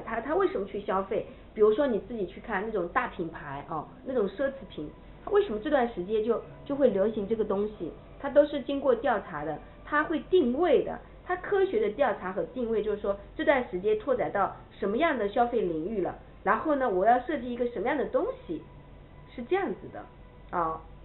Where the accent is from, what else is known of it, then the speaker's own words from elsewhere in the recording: China; 我们中国人